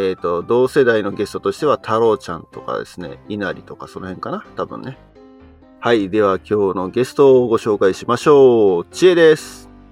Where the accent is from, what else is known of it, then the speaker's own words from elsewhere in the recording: Chiba, Japan; 千葉であんま聞いたことないんだけど